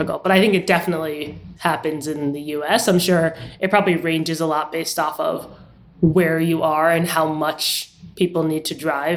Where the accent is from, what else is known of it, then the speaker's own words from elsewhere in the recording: New York, United States; I grew up in New York and did not drive much